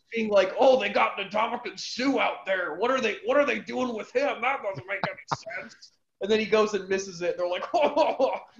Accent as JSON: {"language": "English", "area": "Chicago area", "region": "Illinois", "country": "United States", "tie": "born or raised there", "said": "I grew up in the Chicago area, outside of Chicago"}